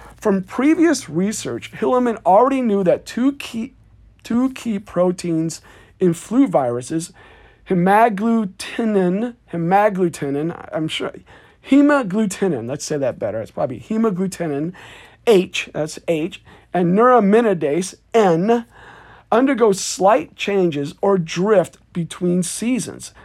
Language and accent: English; Davenport, Iowa, United States; my hometown newspaper, Davenport, Iowa